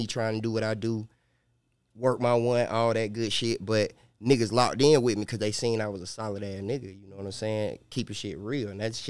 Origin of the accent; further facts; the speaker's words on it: Columbus, Ohio, United States; also born or lived in Michigan; I was born in Columbus. But you my moved, pops, okay. Yeah, moving from Michigan, everywhere.